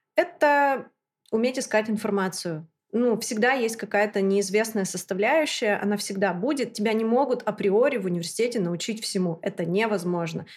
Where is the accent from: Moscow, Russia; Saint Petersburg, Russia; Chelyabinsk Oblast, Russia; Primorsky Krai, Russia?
Chelyabinsk Oblast, Russia; Chelyabinsk; also born or lived in London; Я из Челябинска приехала 10 дней назад.